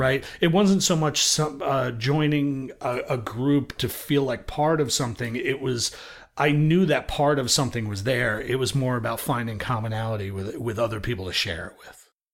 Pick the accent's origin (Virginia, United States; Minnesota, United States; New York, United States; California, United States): New York, United States; New York City; I grew up in Brooklyn, New York